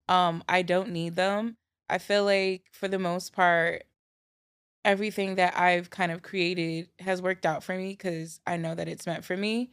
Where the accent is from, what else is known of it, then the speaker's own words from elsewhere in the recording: New Jersey, United States; moved away as an adult; also born or lived in New York City; growing up in Jersey as a teenager